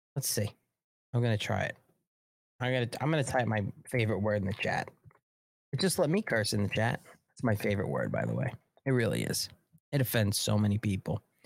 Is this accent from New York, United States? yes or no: yes; New York City, New York, United States; New Yorkers are interesting animals, we really are